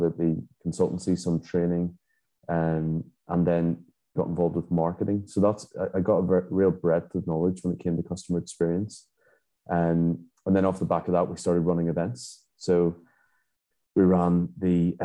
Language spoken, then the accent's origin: English; Belfast, Northern Ireland, United Kingdom; also born or lived in England / Scotland / Dubai / Abu Dhabi; now in Hungary; I'm originally from Belfast, Northern Ireland, but I've lived abroad for many years.